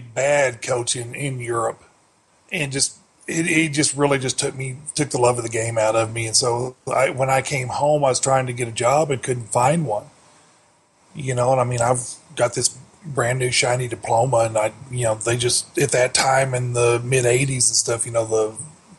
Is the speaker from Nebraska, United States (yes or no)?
no; Amarillo, Texas, United States; I grew up in Amarillo, Texas